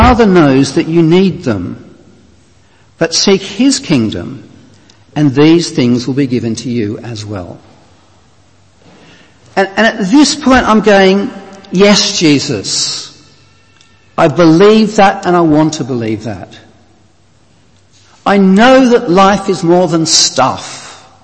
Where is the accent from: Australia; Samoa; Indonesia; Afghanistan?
Australia; moved away; you can tell from my accent I'm not from these parts. I'm from Australia originally.